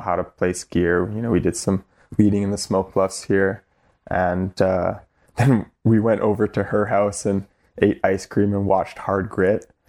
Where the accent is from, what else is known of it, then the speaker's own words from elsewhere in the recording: North Vancouver, British Columbia, Canada; I, I was born in North Vancouver